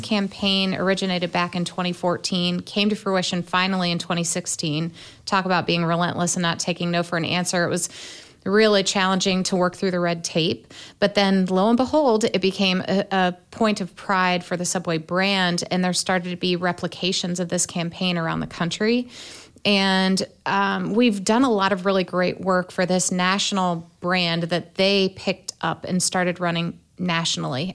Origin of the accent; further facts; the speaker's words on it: Fort Wayne, Indiana, United States; born and raised in Fort Wayne, south side of town in the 07